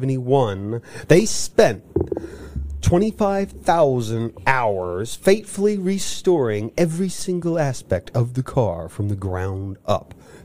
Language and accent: English; United States; We're very American.